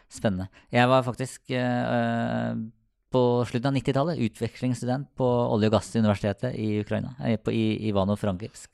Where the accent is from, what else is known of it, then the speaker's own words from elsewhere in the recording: Sarpsborg, Østfold, Norway; jeg er fra Sarpsborg